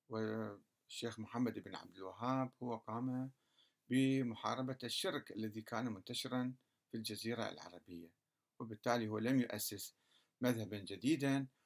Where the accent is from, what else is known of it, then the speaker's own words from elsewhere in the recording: Kurdistan Region, Iraq; ليس فقط في السعودية آه، آه، حتى في العراق عندنا في كردستان بعض المشايخ السلفيين